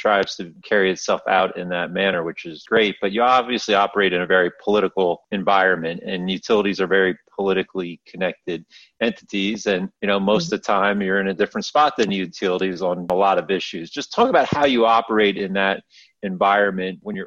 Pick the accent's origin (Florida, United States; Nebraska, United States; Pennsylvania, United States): Pennsylvania, United States; I'm from Pennsylvania